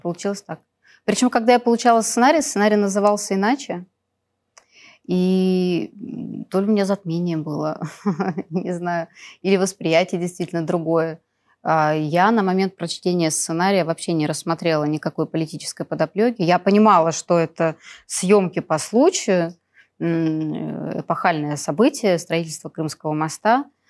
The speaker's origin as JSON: {"language": "Russian", "town": "Perm", "region": "Perm Krai", "country": "Russia", "tie": "born or raised there", "moved": "as an adult", "lives_now": "Moscow, Russia", "said": "Я жила в Перми, закончила школу золотой медалью"}